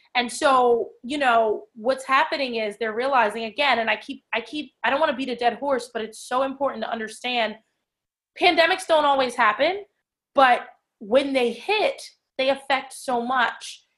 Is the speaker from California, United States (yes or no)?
no; Ewing, New Jersey, United States; So I'm from Ewing, New Jersey, born and raised.